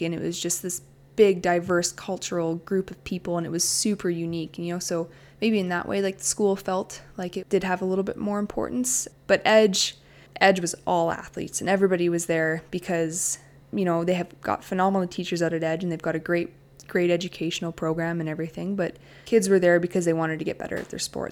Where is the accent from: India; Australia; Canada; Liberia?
Canada; Medicine Hat, Alberta; also born or lived in Calgary; growing up in Medicine Hat